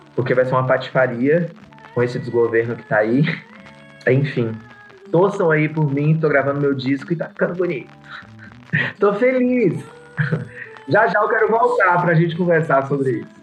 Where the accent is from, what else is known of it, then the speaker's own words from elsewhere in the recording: Vitória da Conquista, Bahia, Brazil; Eu sou de Vitória da Conquista, na Bahia